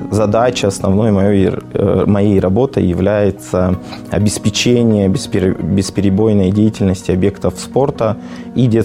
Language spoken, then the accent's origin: Russian; Vladikavkaz, North Ossetia–Alania, Russia; born there; now in Mirny, Russia; Я родился в Республике Северная Осетия Алания, э, в городе Орджоникидзе на тот момент. Сейчас это город Владикавказ.